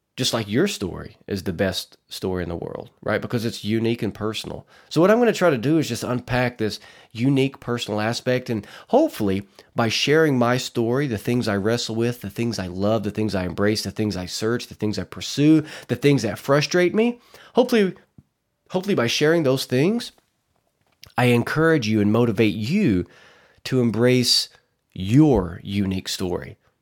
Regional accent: Arkansas Delta, United States; I'm from Arkansas, born and raised in the Arkansas Delta.

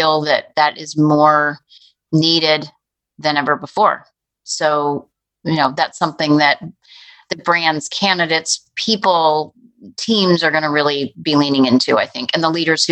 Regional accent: Chicago, Illinois, United States; as a parent and as a Chicagoan

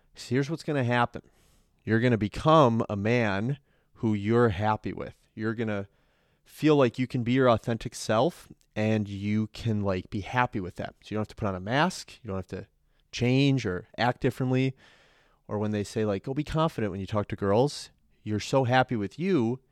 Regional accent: Chicago, Illinois, United States; I'm from North Side Chicago

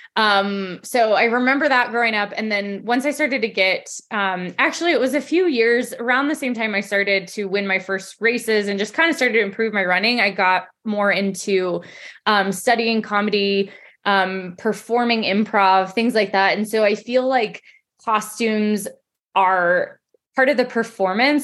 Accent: Colorado, United States; I'm from Colorado, born and raised

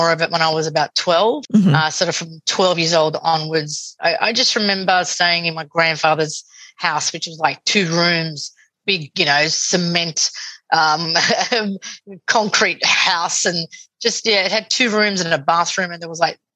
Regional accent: Sydney, New South Wales, Australia; also born or lived in Scoglitti, Sicily (family hometown); I grew up in Sydney, Australia

